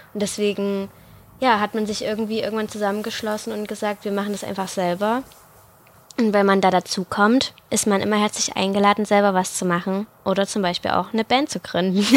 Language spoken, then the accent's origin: German; the Chemnitz region, Saxony, Germany; ich komme aus der Region.